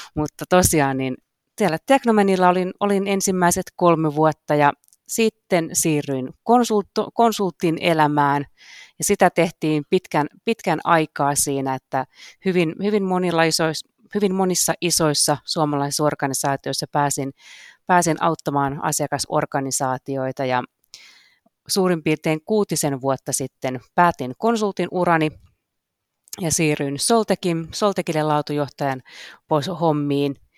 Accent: Karkkila, Uusimaa, Finland; Mä oon kotoisin Karkkilasta kakkostien varresta

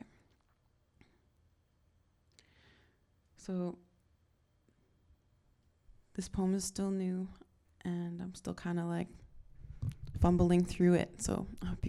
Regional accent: Northern Alberta, Canada; moved away; I'm not actually from BC. I'm from Northern Alberta, which is just a province away.

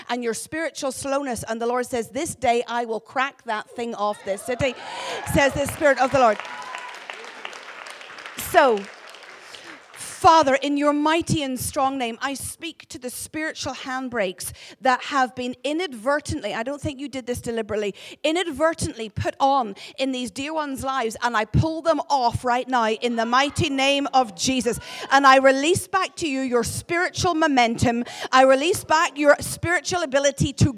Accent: Northern Ireland, United Kingdom; accent: Ulster; moved away as an adult; now in Glasgow, United Kingdom; This is an accent from God's homeland, where he has his throne. That's Northern Ireland

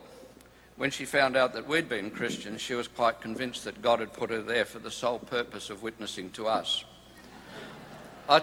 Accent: Perth, Western Australia, Australia; We hail from Perth in Western Australia

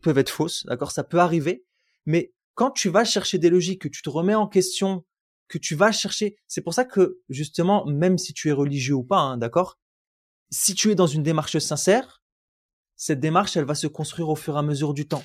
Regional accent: France; now in United States; vous venez de France

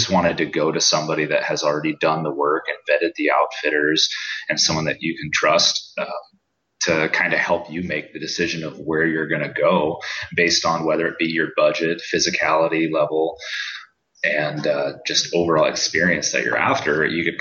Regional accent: Iowa City, Iowa, United States; I'm born and raised in Iowa City, Iowa.

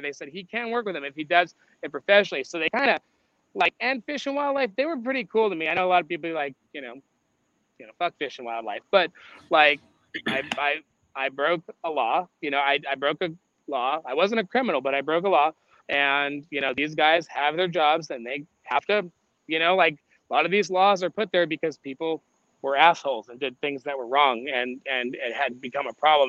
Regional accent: Las Vegas, Nevada, United States; moved away; I grew up in Las Vegas

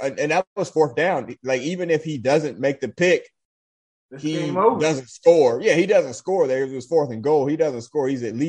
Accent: Dayton, Ohio, United States; You know, yeah, I'm from Dayton.

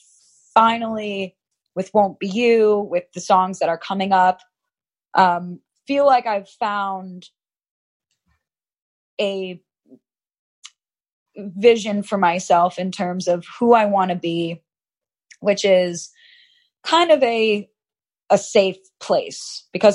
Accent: Chicago, Illinois, United States; moved away as an adult; also born or lived in Los Angeles; I'm from Chicago. I'm from the Midwest

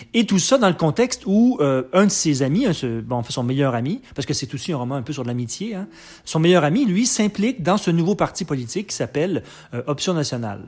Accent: Quebec, Canada; je suis québécois, je suis né je suis né au Québec, mais j'ai des parents français et américains

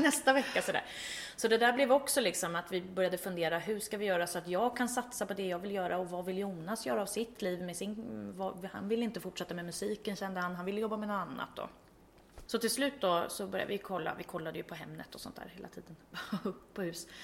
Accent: Vaxholm, Stockholm County, Sweden; moved away as an adult; also born or lived in Ljungdalen, Härjedalen, Jämtland; jag är uppväxt i Vaxholm då, en skärgårdsstad, så att jag är uppväxt i en liten stad

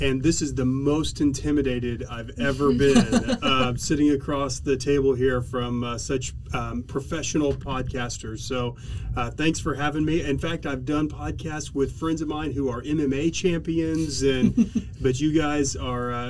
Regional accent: Oklahoma City, Oklahoma, United States; also born or lived in Los Angeles / San Diego; I grew up here in Oklahoma City

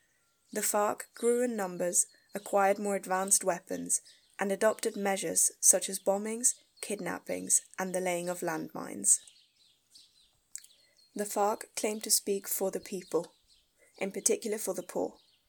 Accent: Spain; I grew up in Spain.

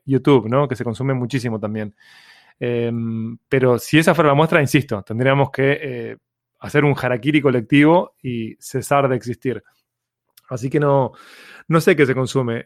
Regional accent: Uruguay; Uruguay eh, es tan aburrido topográficamente como los uruguayos

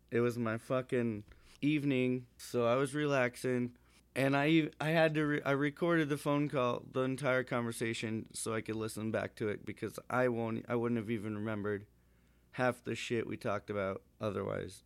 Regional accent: Montana, United States; I'm from Montana.

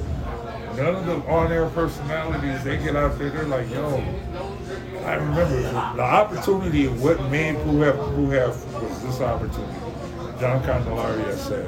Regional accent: DMV, United States; also born or lived in Dallas, Texas; now in El Paso, United States; I'm a DMV dude.

